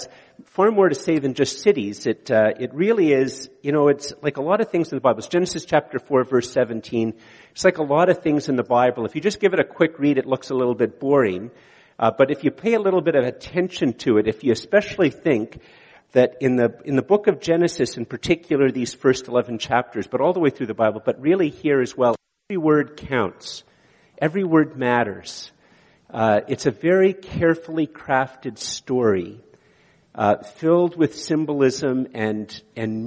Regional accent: Canada; also born or lived in Montreal, Quebec / Eganville, Ontario; I'm a city kid. I was born in Montreal and then lived in Ottawa

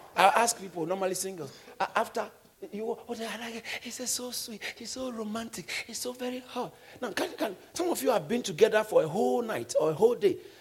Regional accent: Ghana; I grew up in Ghana.

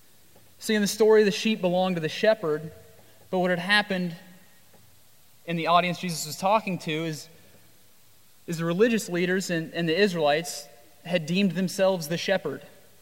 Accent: Midwest, United States; I've sheared a sheep in my life, and I come from the Midwest

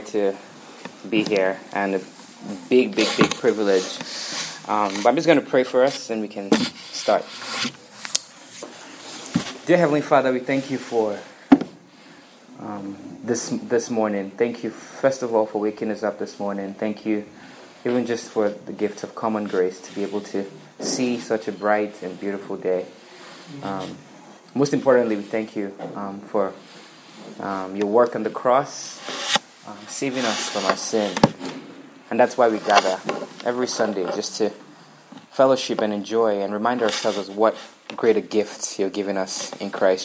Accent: Abuja, Federal Capital Territory, Nigeria; moved away as an adult; now in United States; I was born and raised in Abuja, Nigeria.

